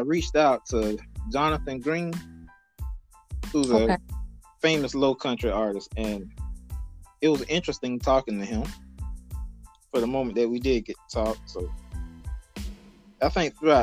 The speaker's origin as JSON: {"language": "English", "town": "Blackville", "region": "South Carolina", "country": "United States", "tie": "born or raised there", "said": "Growing up in Blackville"}